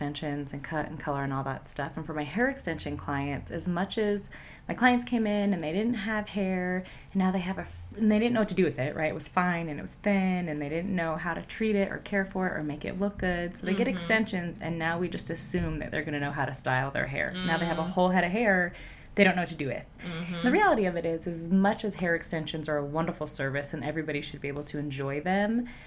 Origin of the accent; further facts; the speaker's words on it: Reno, Nevada, United States; I'm originally from Reno.